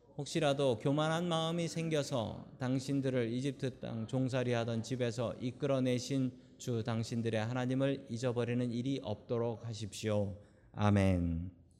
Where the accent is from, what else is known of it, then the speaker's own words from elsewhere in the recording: South Korea; now in United States; 한국에서 태어난 우리들이 미국 가서 살고 있는 게